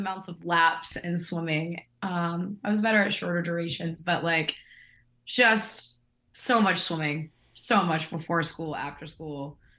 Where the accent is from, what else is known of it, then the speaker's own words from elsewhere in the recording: Kansas side, Kansas City suburb, United States; moved away; also born or lived in Las Vegas; So I'm not from Kansas City, Kansas. I am from Kansas City, a suburb on the Kansas side. So like south. Essentially of Kansas City.